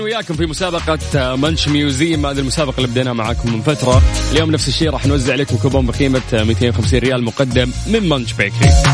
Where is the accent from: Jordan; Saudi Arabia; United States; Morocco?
Saudi Arabia; عندنا في السعوديه